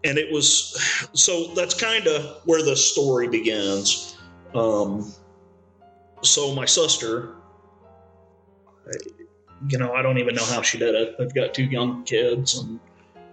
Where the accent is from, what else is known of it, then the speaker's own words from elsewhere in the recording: St. Louis, Missouri, United States; also born or lived in Arnold, Missouri; I grew up in St. Louis. When I was a young teenager, we moved to Arnold, which is south of St. Louis